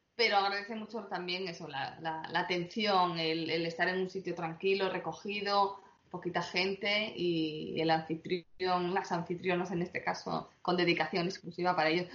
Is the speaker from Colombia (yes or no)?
no; Asturias, Spain; somos celíacos y asturianos